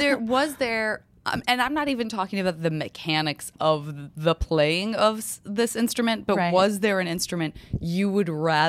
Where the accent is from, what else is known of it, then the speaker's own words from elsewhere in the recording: Milwaukee, Wisconsin, United States; oh yeah, I'm from Milwaukee. We also had a four-house, 5,000 person school.